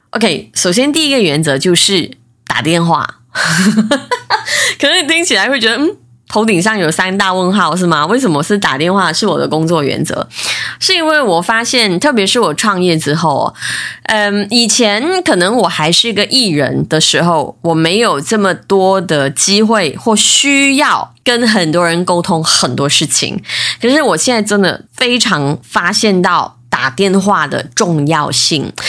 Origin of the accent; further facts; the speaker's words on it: Malaysia; 我是来自马来西亚的